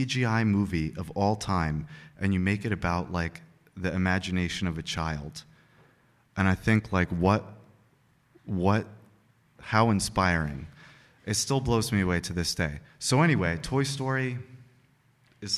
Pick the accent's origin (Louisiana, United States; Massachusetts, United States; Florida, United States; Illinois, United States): Massachusetts, United States; Uxbridge; now in Madison, United States; my hometown in Uxbridge, Massachusetts